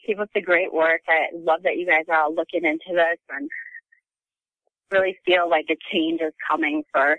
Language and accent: English; Chicago, Illinois, United States; I'm from the suburbs of Chicago.